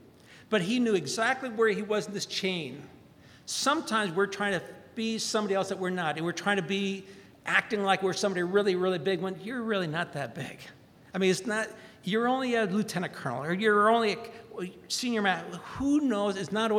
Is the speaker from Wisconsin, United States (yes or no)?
no; Valdosta, Georgia, United States; my hometown of Valdosta, Georgia, named a day after me